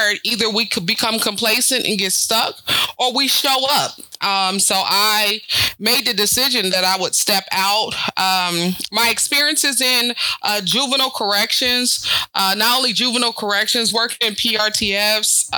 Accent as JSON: {"language": "English", "town": "Topeka", "region": "Kansas", "country": "United States", "tie": "born or raised there", "said": "I grew up here in Topeka, Kansas. My family moved here approximately, I was like fourth grade"}